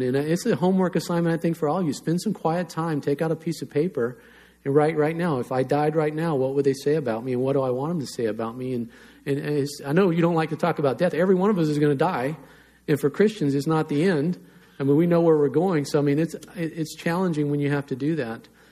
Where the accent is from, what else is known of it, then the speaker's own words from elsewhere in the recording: North Carolina, United States; I grew up in North Carolina